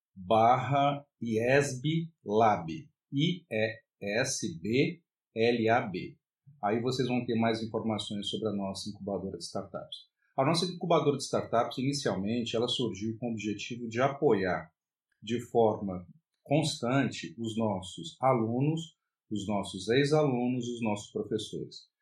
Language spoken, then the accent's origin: Portuguese; Brasília, Federal District, Brazil; eu sou de Brasília, no Distrito Federal